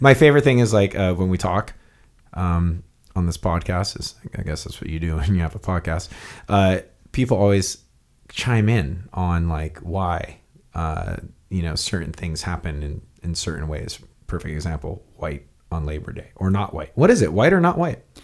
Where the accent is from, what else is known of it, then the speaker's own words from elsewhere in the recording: Hawaii, United States; I grew up naked in Hawaii.